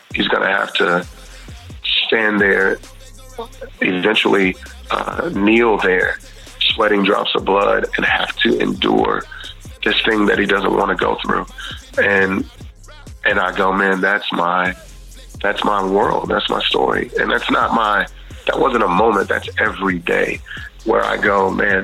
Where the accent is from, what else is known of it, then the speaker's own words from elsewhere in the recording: Houston, Texas, United States; I grew up in Texas and Houston